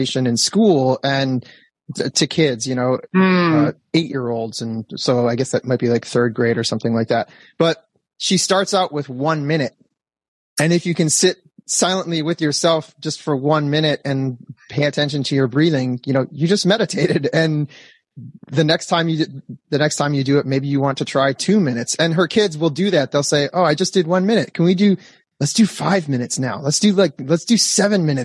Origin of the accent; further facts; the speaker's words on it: Detroit, Michigan, United States; moved away as an adult; now in Los Angeles, United States; I grew up in Michigan in one of the tundras of the Midwest